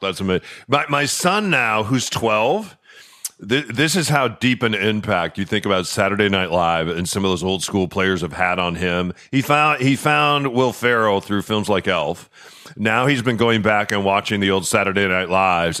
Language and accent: English; Chicago, Illinois, United States; now in Seattle, United States; I grew up in Chicago